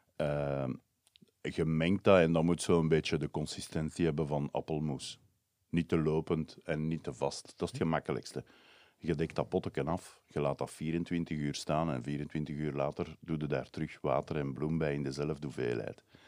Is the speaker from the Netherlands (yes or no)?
no; Brussels, Brussels-Capital Region, Belgium; ik kom uit Brussel